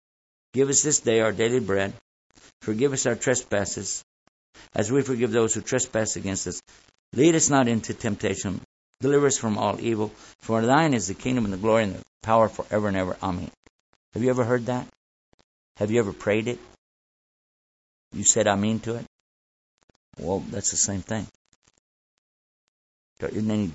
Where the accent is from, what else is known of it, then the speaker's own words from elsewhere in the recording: Texas, United States; I'm from Texas